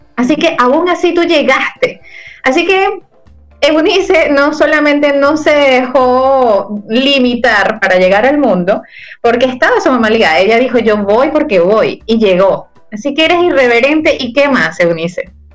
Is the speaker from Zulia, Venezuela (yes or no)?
no; Ciudad Guayana, Bolívar, Venezuela; Yo también soy de allí